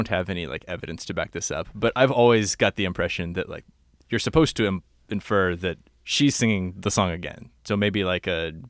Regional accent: Houston, Texas, United States; moved away; also born or lived in Phoenix; I grew up in Houston.

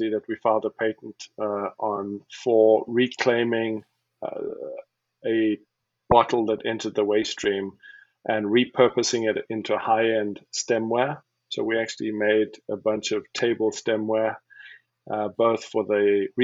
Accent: Cape Town, Western Cape, South Africa; moved away as an adult; also born or lived in Wisconsin, United States; now in Portland, United States; I'm originally from Cape Town, South Africa

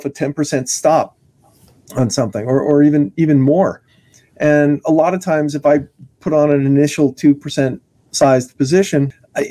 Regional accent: California, United States; I'm from California

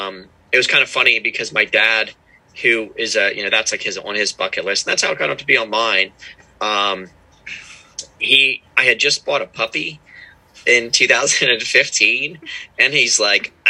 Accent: Pennsylvania, United States; moved away as an adult; now in Maryland, United States; So, I'm from Pennsylvania. I live with my wife and our little son down in Maryland right now. Grew up in Pennsylvania

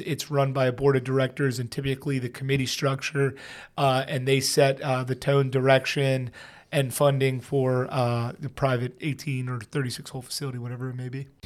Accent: Pennsylvania, United States; I'm from Pennsylvania

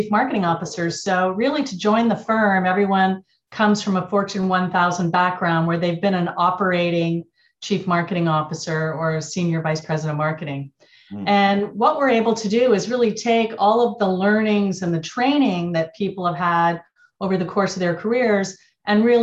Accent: Montreal, Quebec, Canada; moved away as an adult; also born or lived in Silicon Valley; now in United States; I'm Canadian. I grew up in Montreal

